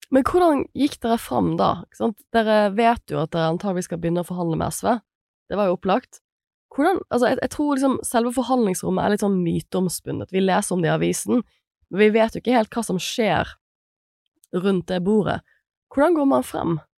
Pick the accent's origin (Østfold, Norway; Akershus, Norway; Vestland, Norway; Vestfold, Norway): Vestland, Norway; Bergen; som bergenser